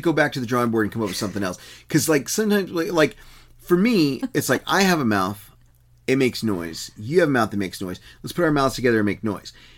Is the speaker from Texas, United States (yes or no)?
yes; Texas, United States; the one I grew up in in Texas